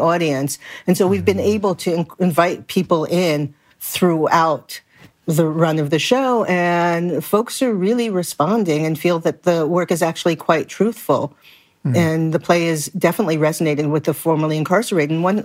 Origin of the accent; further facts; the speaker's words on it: New York City, New York, United States; I grew up in Brooklyn in a multicultural community.